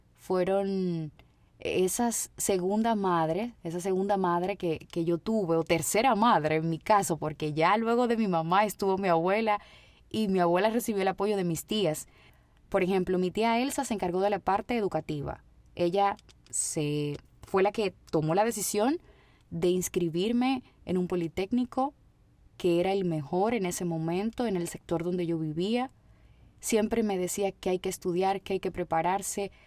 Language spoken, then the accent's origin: Spanish; Dominican Republic; mi país, República Dominicana